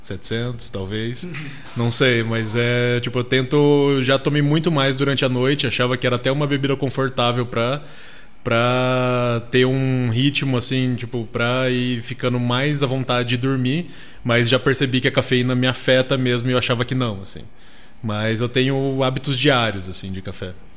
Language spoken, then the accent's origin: Portuguese; Cuiabá, Mato Grosso, Brazil; moved away; Eu sou de Cuiabá